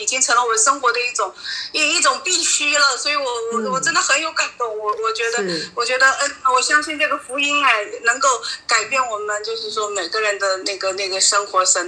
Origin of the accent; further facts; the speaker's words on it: Jiangxi, China; 我我我是江西的。